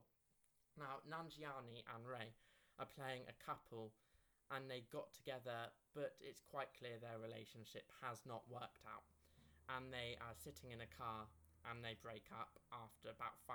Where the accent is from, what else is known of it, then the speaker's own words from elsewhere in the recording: United Kingdom; we're both British